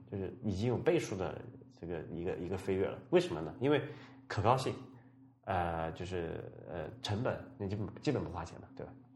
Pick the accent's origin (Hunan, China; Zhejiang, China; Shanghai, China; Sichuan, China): Sichuan, China; moved away; 我老家是在这个四川的，我经常讲过哈，四川一个很，很偏远的一个小城的